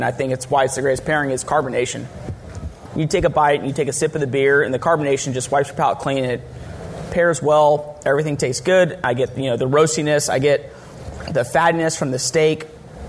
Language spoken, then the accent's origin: English; Texas, United States; I'm from Texas